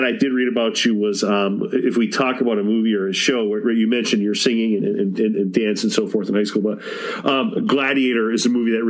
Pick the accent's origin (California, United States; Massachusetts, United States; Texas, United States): Massachusetts, United States; I'm from Massachusetts